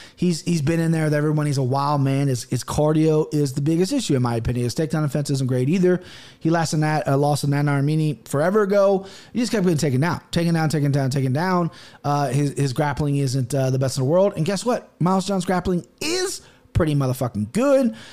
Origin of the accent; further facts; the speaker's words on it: United States; I'm American